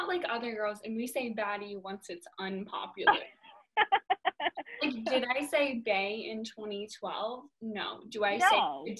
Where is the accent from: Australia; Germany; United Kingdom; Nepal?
United Kingdom; accent: British; adding out my British accent.